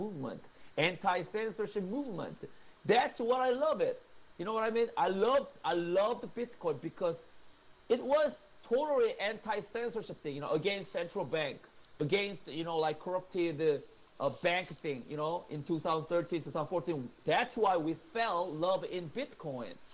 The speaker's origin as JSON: {"language": "English", "region": "Seoul", "country": "South Korea", "tie": "born or raised there", "moved": "as an adult", "lives_now": "New York, United States", "said": "my hometown is Seoul"}